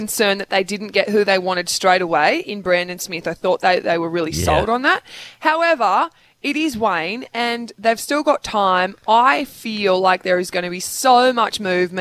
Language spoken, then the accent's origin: English; Australia; as an Aussie